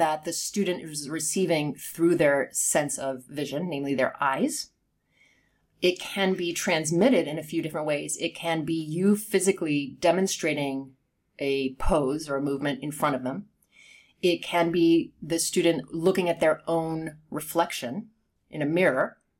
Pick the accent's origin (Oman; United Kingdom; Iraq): United Kingdom; accent: Southern California with a hint of East Coast; Yeah. Well, I'm not English, but I grew up there. But yes, but my accent is like Southern California with a hint of East Coast or something mixed in.